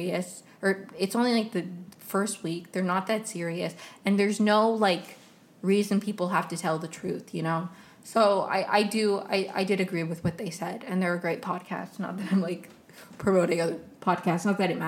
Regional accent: Potomac, Maryland, United States; I grew up in Maryland right outside of DC. Like, I grew up in Potomac

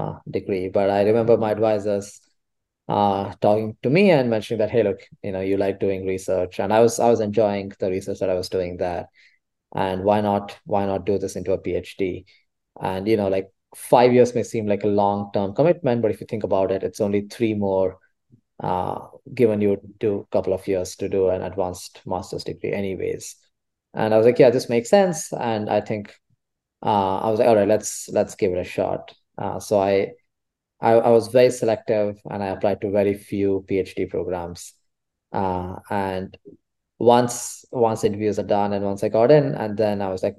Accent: Bangalore, Karnataka, India; moved away as an adult; now in Berkeley, United States; I come from Bangalore in India, which is quite hot, very sunny

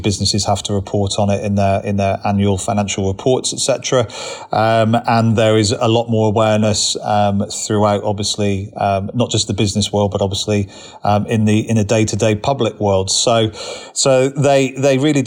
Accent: Cornwall, South West England, United Kingdom; moved away as an adult; now in Richmond, United Kingdom; born and bred in Cornwall originally

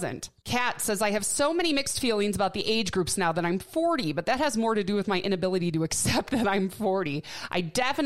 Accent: Milwaukee, Wisconsin, United States; moved away; back in my hometown of Milwaukee

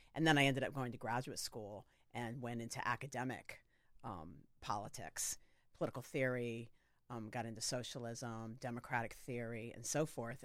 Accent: Sarasota, Florida, United States; I grew up in Sarasota, Florida

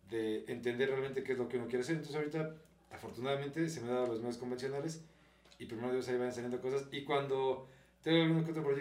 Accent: Mexico; Y aparte, como mexicanos, o sea, porque estos güeyes

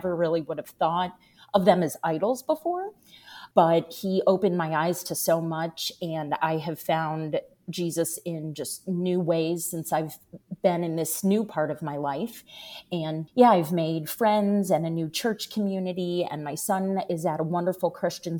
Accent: Washington, District of Columbia, United States; moved away as an adult; now in Jacksonville, United States; I now live in Jacksonville, Florida. I grew up in Washington, D.C.

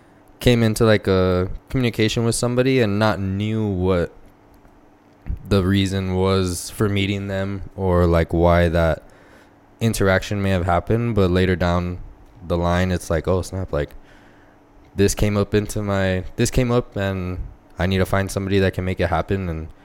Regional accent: El Paso, Texas, United States; Yeah, pretty much born and raised in El Paso.

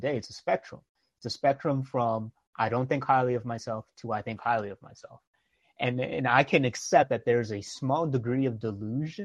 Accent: New York, United States; I grew up in New York

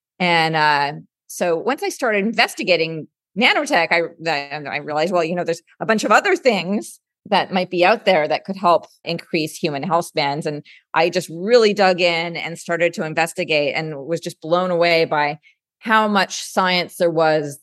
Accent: Canada; moved away as an adult; also born or lived in San Francisco, United States; now in United States; I'm originally Canadian

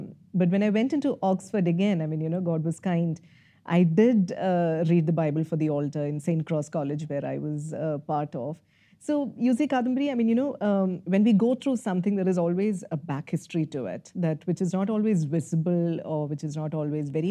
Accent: Kerala, India; moved away as an adult; also born or lived in Kottayam / Karnataka / Rajasthan; now in Bangalore, India; being a Malayali and growing up in Kerala is a mixed bag

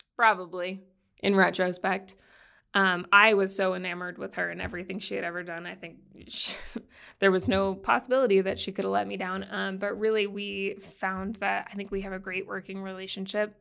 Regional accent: Boston, Massachusetts, United States; moved away; I grew up in Boston

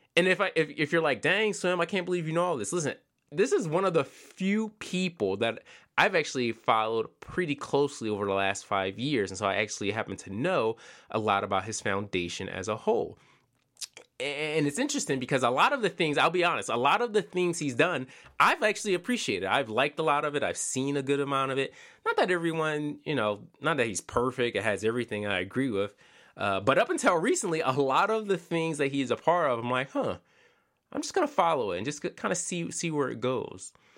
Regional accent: Philadelphia, Pennsylvania, United States; I'm from Pennsylvania. I'm from Philadelphia.

